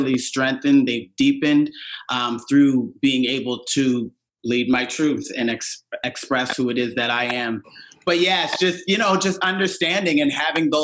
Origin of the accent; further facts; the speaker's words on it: Cherry Brook, Nova Scotia, Canada; moved away; Growing up in Cherry Brook. Well, the church was the center of the community, which is mostly the case in a lot of communities back home